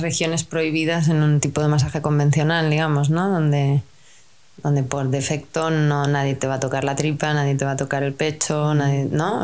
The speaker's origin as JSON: {"language": "Spanish", "country": "Spain", "said": "en nuestra cultura, si somos españoles"}